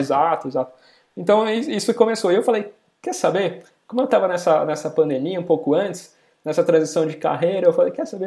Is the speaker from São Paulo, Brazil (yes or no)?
yes; São Paulo, Brazil; Eu sou da região aqui da Moca, de São Paulo